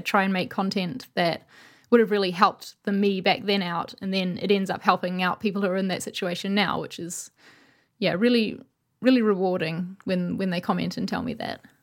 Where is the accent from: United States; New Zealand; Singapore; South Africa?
New Zealand; now in London, United Kingdom; I'm from New Zealand, but I live in London